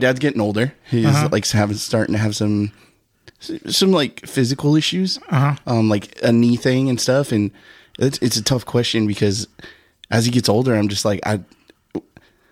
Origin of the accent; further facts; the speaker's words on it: Anaheim, California, United States; I grew up in Anaheim, right here